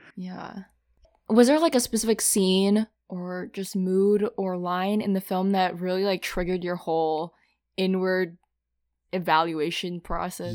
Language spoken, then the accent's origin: English; Minnesota, United States; also born or lived in Philadelphia; now in New York, United States; I'm originally from Minnesota